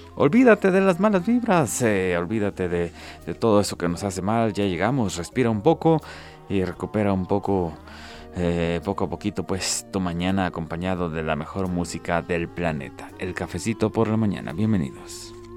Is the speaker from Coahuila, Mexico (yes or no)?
no; Ciudad Guzmán, Jalisco, Mexico; now in Guadalajara, Mexico; mi tierra zapotlense